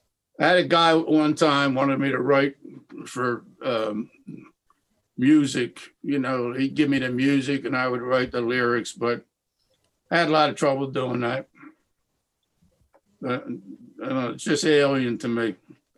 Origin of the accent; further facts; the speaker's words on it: Philadelphia, Pennsylvania, United States; I'm from Philadelphia.